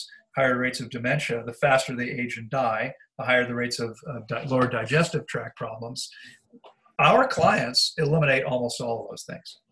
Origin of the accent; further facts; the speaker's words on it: Bethesda, Maryland, United States; I grew up in Bethesda, and when I went to Walt Whitman High School